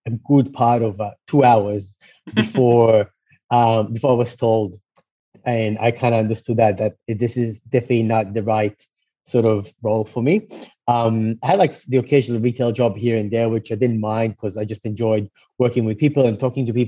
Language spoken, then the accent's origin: English; Israel; moved away; I was actually born and raised in Israel